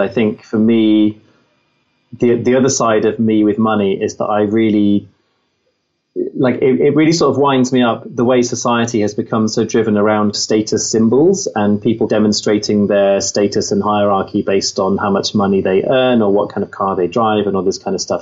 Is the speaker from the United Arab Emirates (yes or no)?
no; Midlands, United Kingdom; I grew up in the Midlands